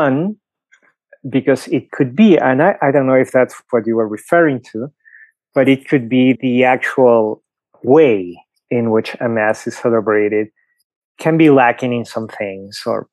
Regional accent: Lima, Peru; English is a second language; moved away as an adult; now in Denver, United States; you can clearly tell I have an accent, right? So I was born in Lima, Peru. I've been in the US for 15 years.

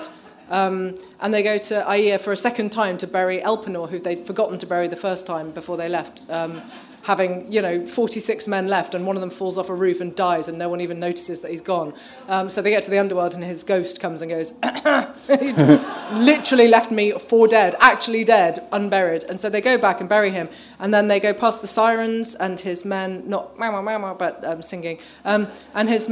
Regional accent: Birmingham, West Midlands, United Kingdom; I grew up in Birmingham, as far from the sea as you can basically get

